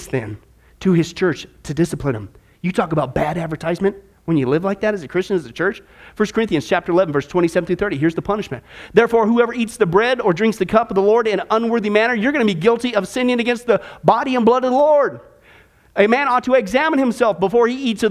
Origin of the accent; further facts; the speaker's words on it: Midwest, United States; I grew up in the Midwest.